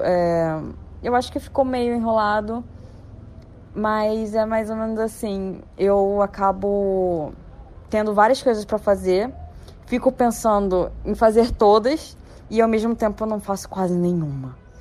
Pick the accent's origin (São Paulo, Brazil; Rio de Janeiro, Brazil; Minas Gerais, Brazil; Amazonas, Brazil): Rio de Janeiro, Brazil; sou da cidade do Rio de Janeiro